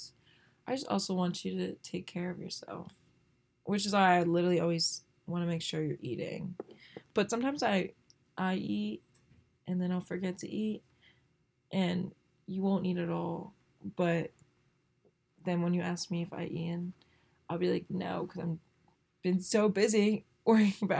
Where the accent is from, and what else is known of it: Northern Virginia, United States; born or raised there